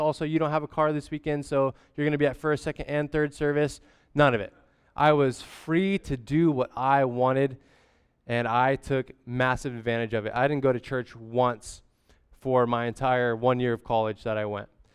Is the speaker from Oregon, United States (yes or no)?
yes; Grants Pass, Oregon, United States; also born or lived in Portland, Oregon; I was born in Grants Pass, Oregon, and then immediately life flighted, um, to Portland, Oregon